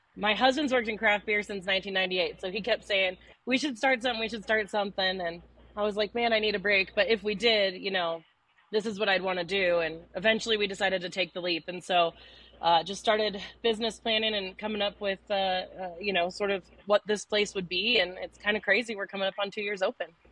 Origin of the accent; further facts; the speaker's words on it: Denver, Colorado, United States; I grew up in Denver